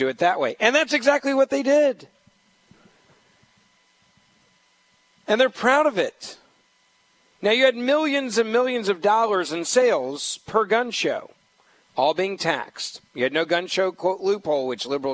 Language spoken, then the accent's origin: English; Memphis, Tennessee, United States; My hometown of Memphis